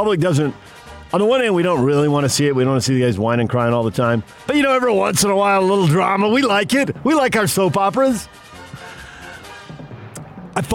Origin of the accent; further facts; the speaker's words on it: San Diego, California, United States; I'm a kid growing up in San Diego.